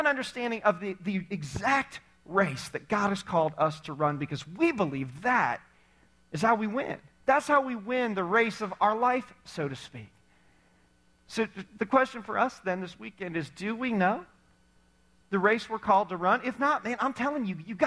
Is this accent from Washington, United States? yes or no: no; Indiana, United States; We were athletic as you could be in growing up in Indiana, like hoop on the side of our barn type of athletic